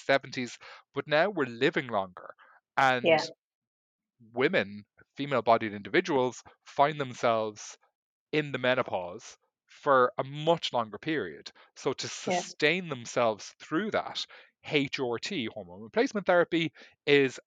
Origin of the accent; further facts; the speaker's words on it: Ireland; I grew up in Ireland